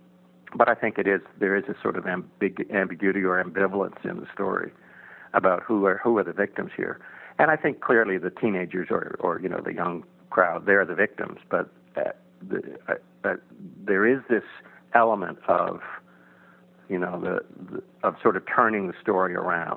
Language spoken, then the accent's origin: English; Texas, United States; born or raised there; moved away as an adult; also born or lived in Iceland